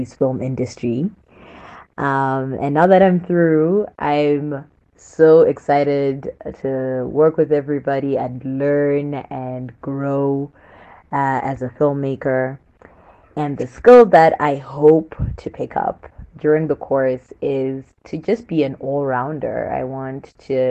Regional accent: Zimbabwe; I am from Zimbabwe

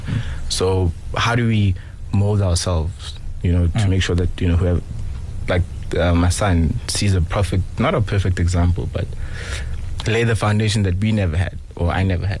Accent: Johannesburg, Gauteng, South Africa; I'm from Johannesburg.

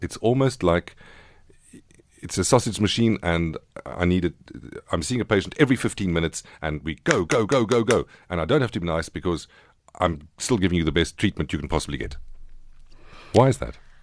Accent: Queenstown, Eastern Cape, South Africa; I was born in the Frontier Hospital in Queenstown

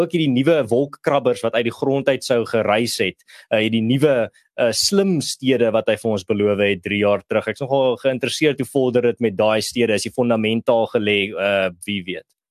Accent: South Africa

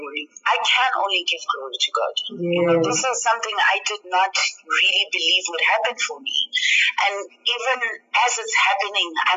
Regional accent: South Africa; Black South African women

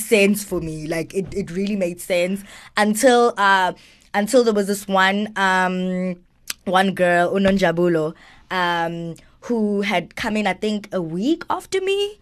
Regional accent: Johannesburg, Gauteng, South Africa; also born or lived in Greytown, KwaZulu-Natal; I grew up in Joburg though

